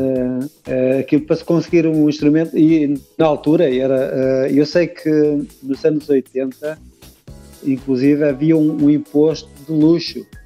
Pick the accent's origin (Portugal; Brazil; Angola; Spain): Portugal; Leiria, Centro; Nós somos de Leiria